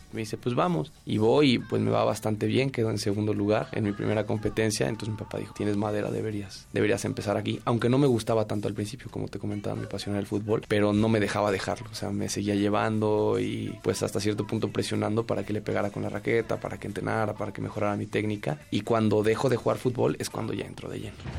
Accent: Mexico City, Mexico; Yo nací en la Ciudad de México el 27 de septiembre de 1996.

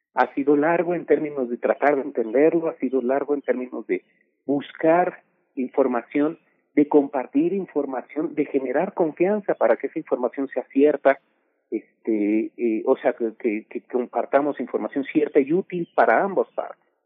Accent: Mexico; somos ahora los mexicanos

